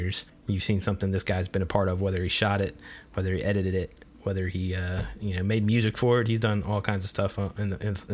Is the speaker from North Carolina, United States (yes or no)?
yes; Charlotte, North Carolina, United States; that's my hometown